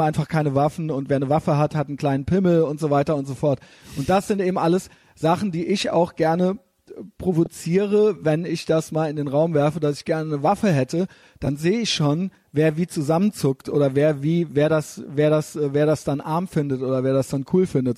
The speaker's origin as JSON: {"language": "German", "country": "Germany", "said": "wo wir hier in Deutschland, ich merke es ja als Deutscher"}